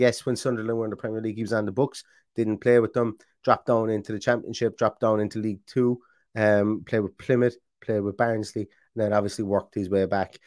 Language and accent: English; Ireland; I'm Irish